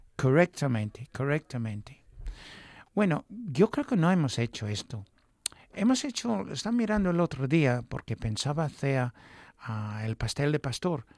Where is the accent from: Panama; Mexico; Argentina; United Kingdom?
United Kingdom; England; Spanish is a second language; moved away; Yo soy inglés